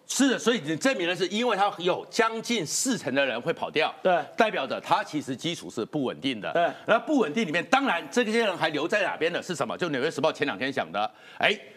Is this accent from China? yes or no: no; Taiwan; 我是眷村长大的